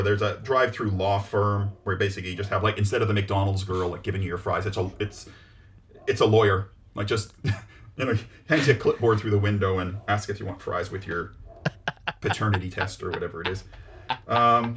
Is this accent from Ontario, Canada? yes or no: no; Vancouver, British Columbia, Canada; this was in, my hometown, Vancouver, Canada